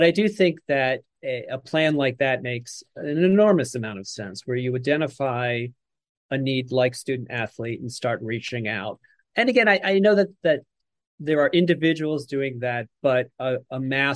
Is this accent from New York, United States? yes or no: no; Philadelphia, Pennsylvania, United States; moved away; I am bred and born in Philly. I have not lived there for a long time, but I am Philadelphian